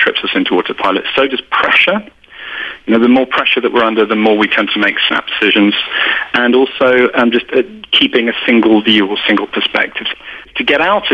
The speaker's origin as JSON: {"language": "English", "country": "United Kingdom", "accent": "British"}